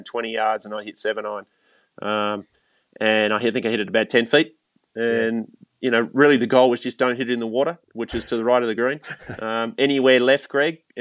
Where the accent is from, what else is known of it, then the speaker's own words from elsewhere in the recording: Australia; the club I grew up at in Australia